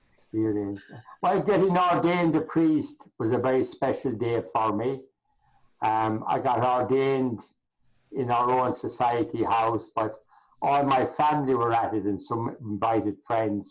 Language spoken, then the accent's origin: English; Limerick, Munster, Ireland; moved away as an adult; also born or lived in Lagos, Nigeria / South Africa / Boston, United States; now in Chicago, United States; where I grew up in the city of Limerick, I lived on a big housing estate